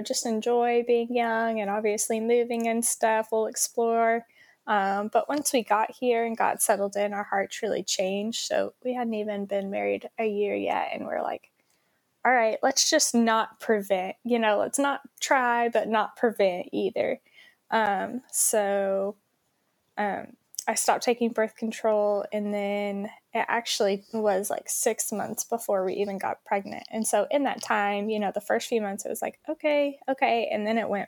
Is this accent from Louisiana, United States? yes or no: no; Oklahoma, United States; moved away as an adult; also born or lived in Stillwater, Oklahoma; now in Albany, United States; we both grew up in Oklahoma